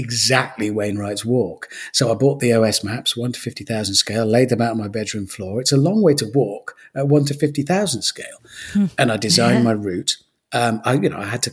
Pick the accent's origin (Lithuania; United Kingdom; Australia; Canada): United Kingdom; Birmingham, West Midlands; moved away as an adult; also born or lived in London / Cheltenham; now in Ross-on-Wye, United Kingdom; I was born in Birmingham, raised in Birmingham